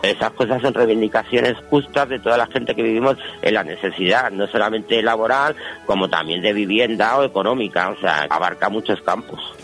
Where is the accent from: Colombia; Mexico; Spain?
Spain; Madrid, Community of Madrid; Yo soy de Carabanchel